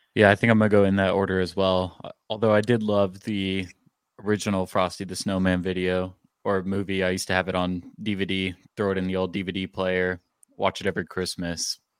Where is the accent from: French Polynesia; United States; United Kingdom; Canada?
United States; the Metroplex, Texas; I'm a city guy growing up in the Metroplex